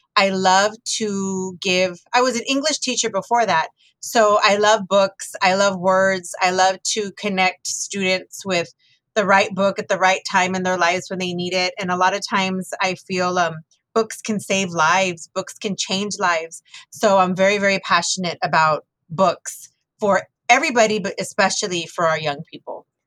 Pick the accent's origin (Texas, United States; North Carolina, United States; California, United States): Texas, United States; my childhood was was beautiful living in Texas.